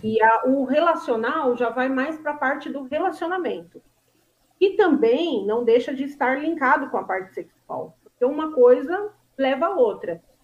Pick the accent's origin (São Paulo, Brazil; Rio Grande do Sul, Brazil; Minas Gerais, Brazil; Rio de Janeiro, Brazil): São Paulo, Brazil; São Bernardo do Campo; Eu sou de São Bernardo do Campo